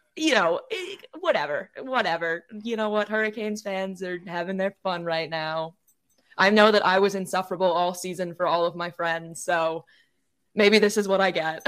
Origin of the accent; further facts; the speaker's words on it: Maine, United States; moved away as an adult; also born or lived in Michigan; now in North Carolina, United States; I'm from Maine originally. I was born and raised here